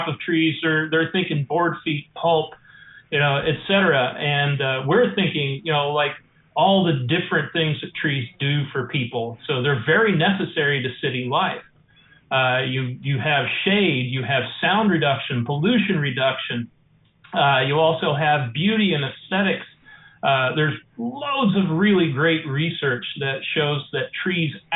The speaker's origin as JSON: {"language": "English", "region": "Eastern Kentucky", "country": "United States", "tie": "born or raised there", "moved": "as an adult", "lives_now": "Fairhope, United States", "said": "I'm actually an Eastern Kentuckian. I'm from the Appalachian Mountains in the coal mining land. Grew up, of course, with big gardens and bees and forests and coal mines."}